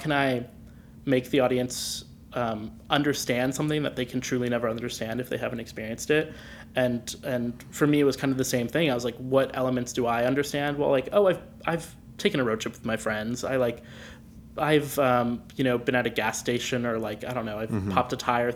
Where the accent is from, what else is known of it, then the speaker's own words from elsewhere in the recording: United States; I go to school in the suburbs. I'm like an American